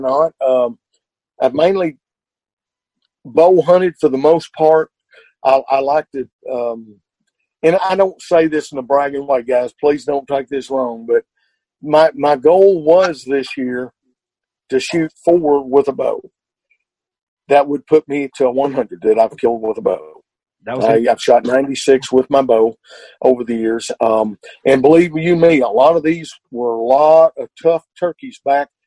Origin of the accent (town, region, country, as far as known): Arkansas, United States